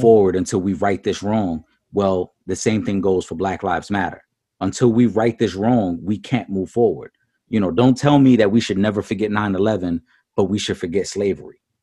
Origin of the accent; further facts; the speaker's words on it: New York City, New York, United States; as a Puerto Rican man, I saw the disrespect he gave to my island, even though I was born in in New York City and I'm American